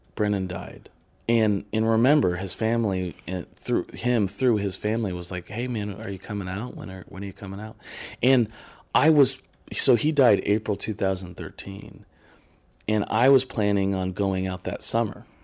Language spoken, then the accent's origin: English; Midwest, United States; I'm from the Midwest and I was born in nineteen eighty